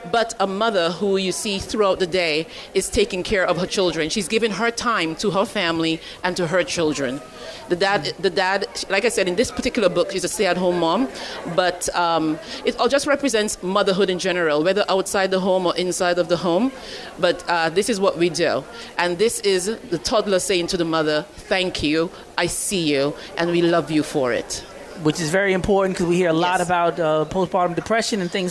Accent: Dominica; also born or lived in Barbados; I am Caribbean. What part? What part? I'm from Dominica and Barbados. Mommy's from Barbados. Daddy's from Dominica.

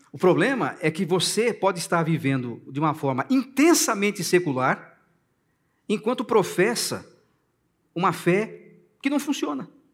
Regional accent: Brazil; Eu sou brasileiro, eu amo esse país

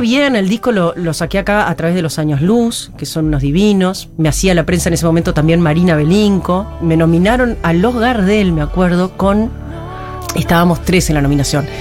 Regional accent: Paysandú, Uruguay; moved away; yo crecí en Paysandú. Soy

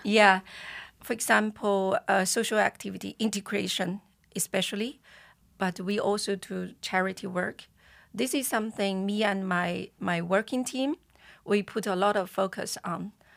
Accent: China; moved away; we are Chinese

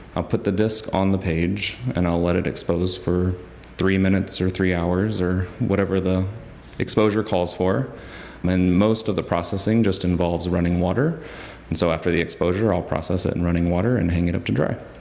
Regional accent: Huntsville, Alabama, United States; moved away as an adult; also born or lived in Philadelphia / Maine; now in Athens, Georgia, United States; I grew up in Huntsville, Alabama, which is known as the Rocket City

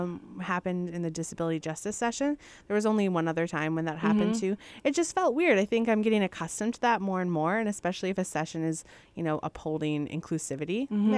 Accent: Midwest, United States; little old Midwestern gals here.

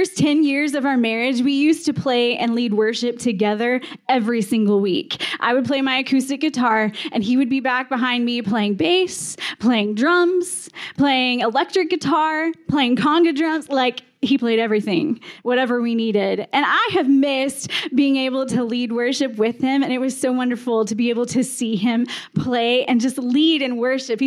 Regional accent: Texas, United States; now in Calgary, Canada; I grew up in Texas

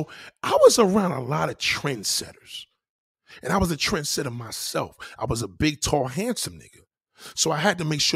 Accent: New York City, New York, United States; also born or lived in Staten Island; I was born in Brooklyn

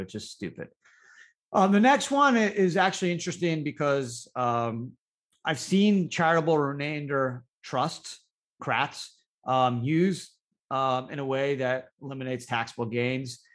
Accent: Canada; now in United States; I grew up in Canada

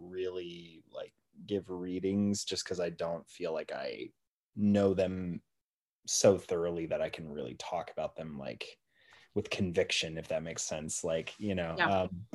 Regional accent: Oregon, United States; moved away; I don't live there, but I'm originally from Oregon.

